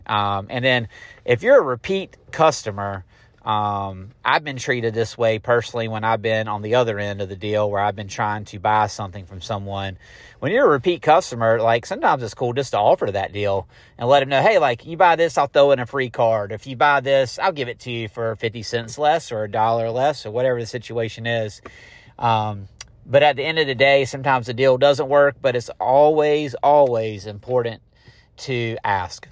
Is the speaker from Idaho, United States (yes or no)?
no; Garner, North Carolina, United States; now in Fuquay-Varina, United States; I am from Garner